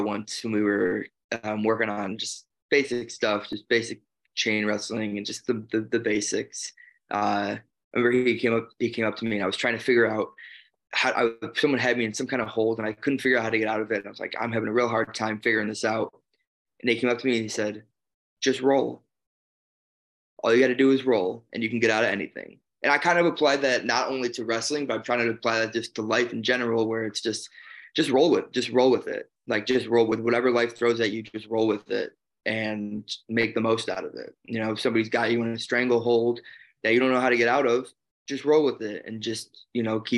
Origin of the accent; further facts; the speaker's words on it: Chicago, Illinois, United States; moved away as an adult; also born or lived in New Jersey; I'm originally from Chicago, and I moved over to New Jersey to start training